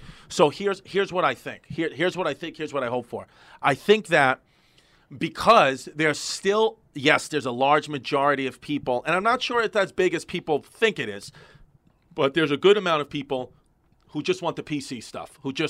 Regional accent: New York City, New York, United States; I'm from Brooklyn.

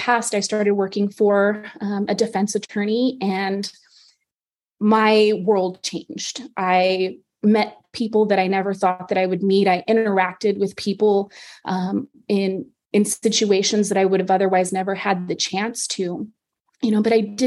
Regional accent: El Paso, Texas, United States; I'm originally from Texas. I was born and raised in El Paso

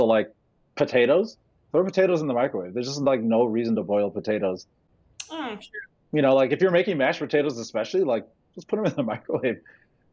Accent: United States; I'm not from Jamaica. I was born here and raised here, but I was raised by Jamaicans.

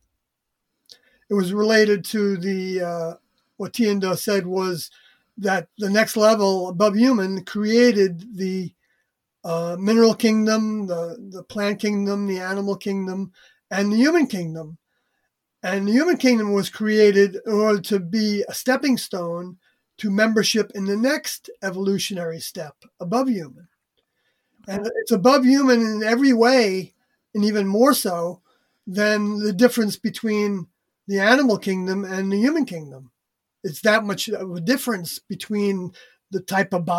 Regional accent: Long Island, New York, United States; moved away as an adult; also born or lived in Oregon / Canada; I moved out there from New York, where I grew up on Long Island

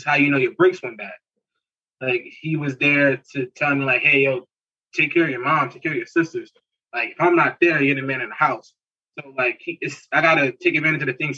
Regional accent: Newark, New Jersey, United States; I grew up in Newark

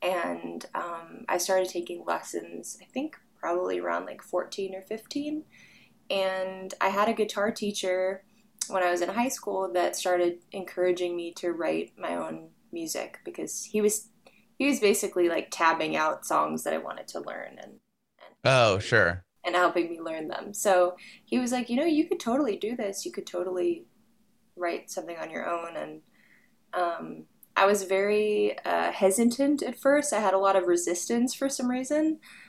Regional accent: Arizona, United States; And I have fond memories of growing up in Arizona.

